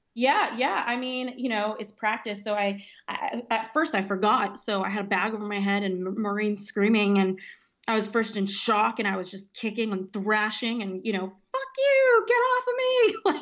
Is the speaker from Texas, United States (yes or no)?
no; Los Angeles, California, United States; also born or lived in Washington, D.C. / London / Paris; Grew up in Los Angeles, California